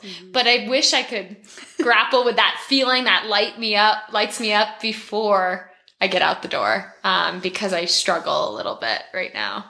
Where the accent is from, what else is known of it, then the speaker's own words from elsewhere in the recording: Lake Placid, New York, United States; I grew up in Lake Placid, near Lake Placid, so around the Ironman culture.